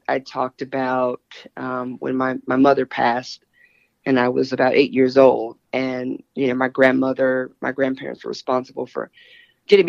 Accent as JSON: {"language": "English", "region": "Texas", "country": "United States", "moved": "yes", "lives_now": "New York City, United States", "said": "I'm originally from Texas"}